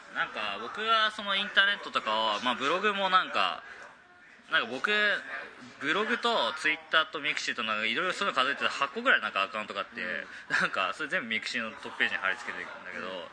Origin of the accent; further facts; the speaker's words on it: Nagoya, Aichi, Japan; moved away as an adult; also born or lived in Yokohama; 出身はまあ名古屋っていうか愛知県なんですけど